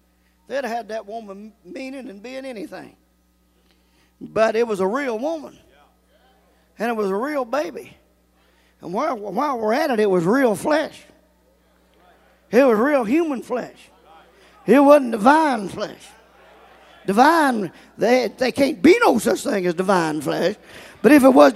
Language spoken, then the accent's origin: English; Mortons Gap, Kentucky, United States; I was born and raised in Morton's Gap, Kentucky.